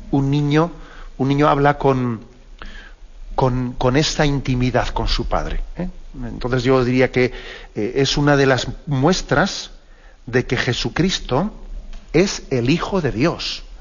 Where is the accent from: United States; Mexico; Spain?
Spain; Basque Country; yo que soy vasco, pues también sé que, existe una, una, traducción de que es aitá, aitacho